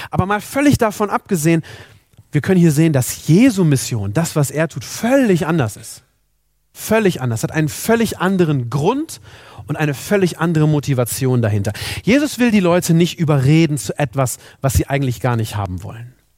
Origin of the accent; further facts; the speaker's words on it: Germany; also born or lived in Minden; in unserem Land, in Deutschland